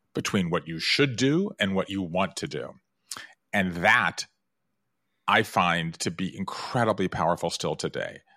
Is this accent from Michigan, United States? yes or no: no; American South, Georgia, United States; moved away; I grew up in the American South. Five generations in the state of Georgia.